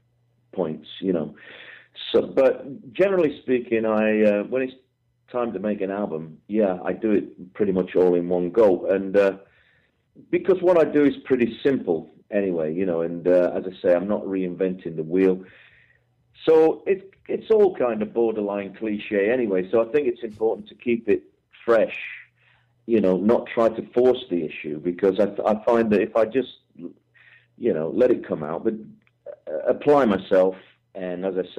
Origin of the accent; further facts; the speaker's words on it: England, United Kingdom; I'm an English guy